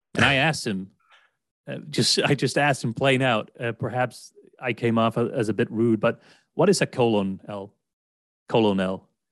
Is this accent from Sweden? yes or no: yes; Sweden; English is a second language; as a non-native American or English speaker, I'm from Sweden. I've always lived in Sweden, never lived abroad as such.